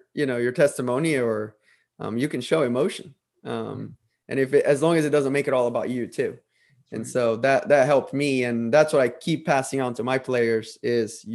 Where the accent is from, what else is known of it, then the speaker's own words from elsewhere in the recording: Brazil; moved away as an adult; I'm originally from Brazil, and I grew up in a Catholic family.